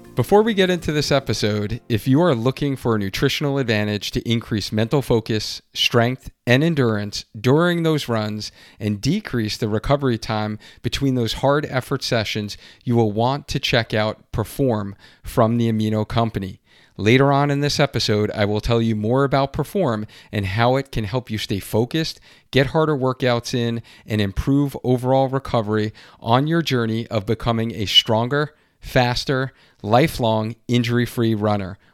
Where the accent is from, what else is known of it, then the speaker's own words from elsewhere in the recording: Long Island, New York, United States; I grew up in Long Island.